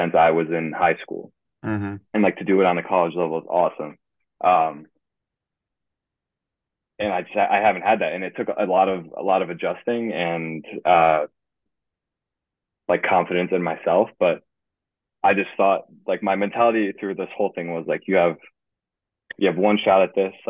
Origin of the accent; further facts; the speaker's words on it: Guilderland, New York, United States; I'm from Guilderland, New York